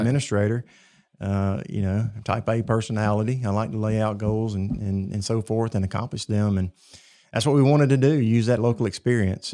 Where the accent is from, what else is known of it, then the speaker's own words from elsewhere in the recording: Cottondale, Alabama, United States; I was born and reared in Tuscaloosa County, uh, in Cottondale